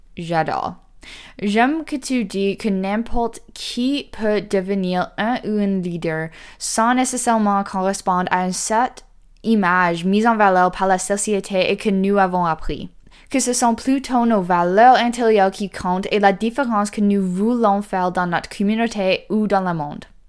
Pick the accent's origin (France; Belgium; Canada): Canada; the North, Northern Canada; chez nous, dans le Nord